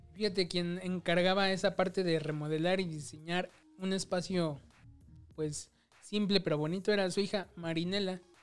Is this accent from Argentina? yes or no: no; Mexico; tú y yo somos bien, bien mexicanos